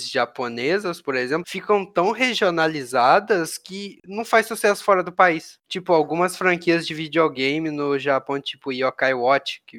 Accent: Minas Gerais, Brazil; Sou de Minas

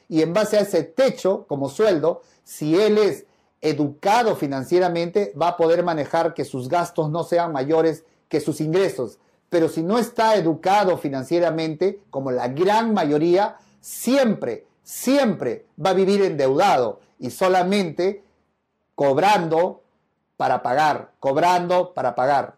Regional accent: Peru; en mi país sí, en el Perú

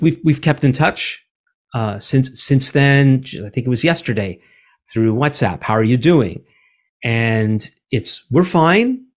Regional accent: Montreal, Quebec, Canada; also born or lived in Vancouver; now in Ottawa, Canada; We are both from Montreal.

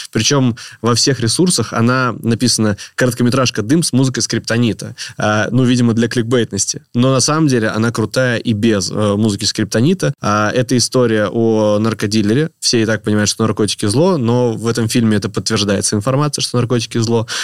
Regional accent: Stary Oskol, Belgorod Oblast, Russia; в Старом Осколе, откуда я родом

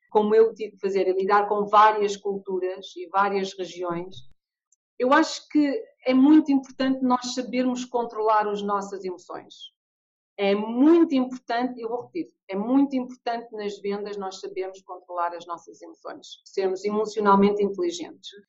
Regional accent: England, United Kingdom; now in Portugal; eu quando digo, olha, eu venho da Inglaterra, eu ouço muitas pessoas dizerem, ah, os ingleses, os ingleses são muito frios

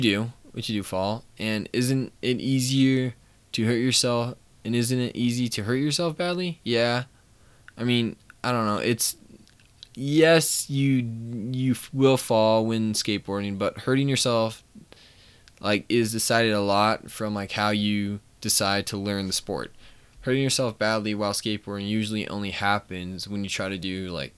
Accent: Colorado, United States; I'm 19, I'm from Colorado

